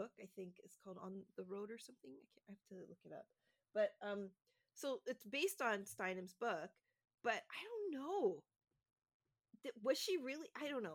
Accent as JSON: {"language": "English", "country": "Canada", "said": "being a Canadian"}